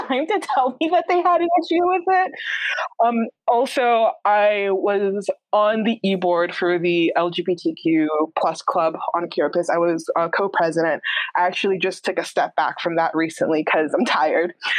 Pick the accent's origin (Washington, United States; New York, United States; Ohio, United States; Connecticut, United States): New York, United States; I'm from New York and my family are immigrants